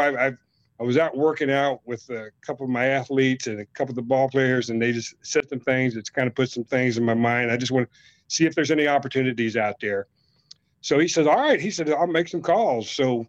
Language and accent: English; Carthage, Missouri, United States; also born or lived in Joplin, Missouri; I went back to my hometown of in Carthage, Joplin, Missouri